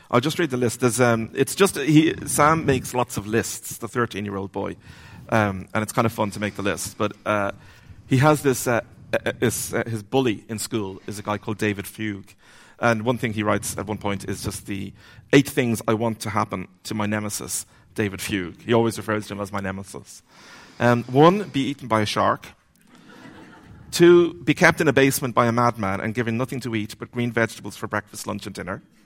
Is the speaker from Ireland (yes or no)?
yes; Dublin, Leinster, Ireland; I grew up, where I grew up in Dublin